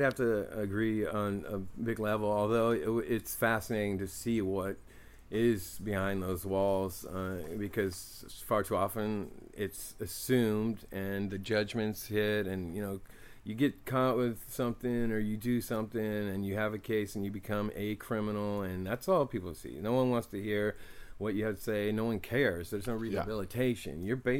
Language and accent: English; Oakland, California, United States; And I've always suspected and seen this and experienced stuff with this growing up in East Oakland.